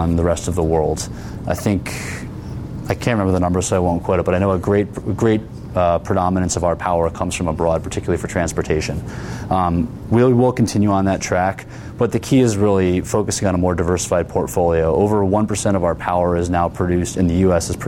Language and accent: English; Connecticut, United States; Where I grew up in Connecticut, the Naugatuck River, which ran in a community next to mine